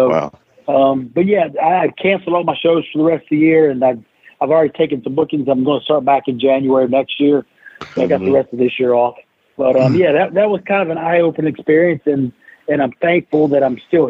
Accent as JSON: {"language": "English", "area": "south of Greensboro", "region": "North Carolina", "country": "United States", "tie": "born or raised there", "said": "I grew up in the mid-80s in North Carolina, right south of Greensboro"}